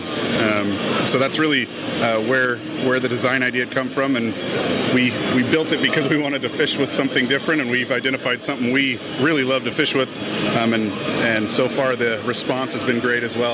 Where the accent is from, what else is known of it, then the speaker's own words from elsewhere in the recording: Utah, United States; We are from Utah